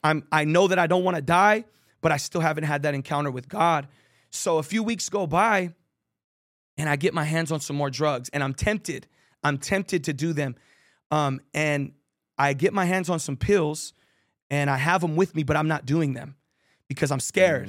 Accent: San Jose, California, United States; I grew up in Victory Outreach San Jose, San Jose, California

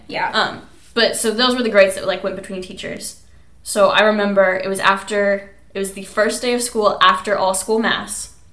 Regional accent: Kansas, United States; I'm from Kansas

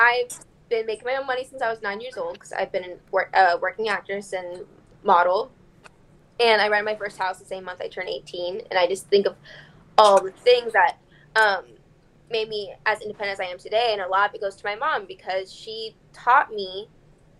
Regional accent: Texas, United States; I am originally from Texas

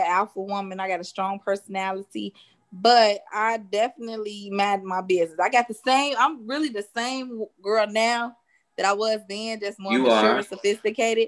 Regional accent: Chicago, Illinois, United States; I grew up on the south side of Chicago

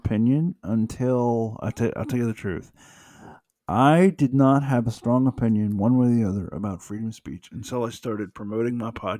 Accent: United States; I'm an American.

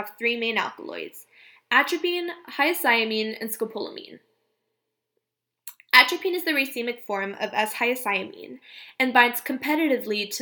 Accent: Mexico

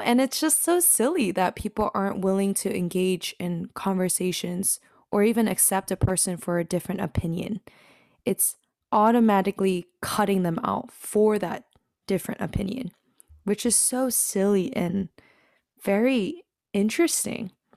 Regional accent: Washington, United States; moved away as an adult; now in Texas, United States; I grew up in the Pacific Northwest, the beautiful state of Washington

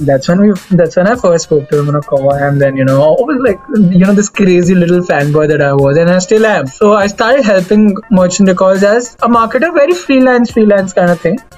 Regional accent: Delhi, India; I'm from Delhi.

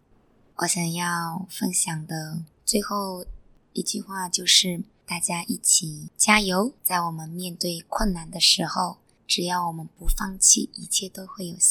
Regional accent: China; moved away as an adult; now in Singapore; 像我是一个外国人，来自中国

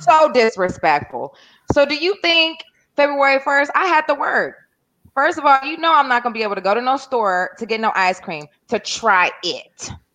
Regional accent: North Carolina, United States; when I grew up in North Carolina, I used to see cotton fields.

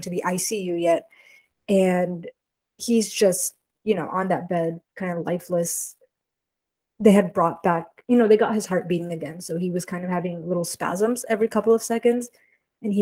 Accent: Houston, Texas, United States; I'm from Houston, where we'd have the rodeo every year

